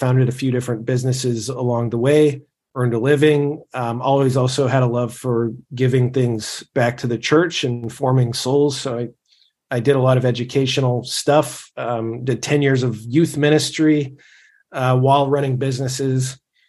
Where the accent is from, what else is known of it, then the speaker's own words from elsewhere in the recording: California, United States; Before that, I grew up in California, you know, was raised a Catholic, I guess, nominally.